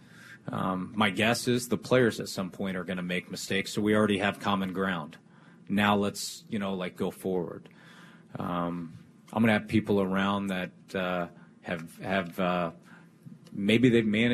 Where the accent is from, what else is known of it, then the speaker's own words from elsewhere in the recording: Kansas City, Missouri, United States; I grew up in Kansas City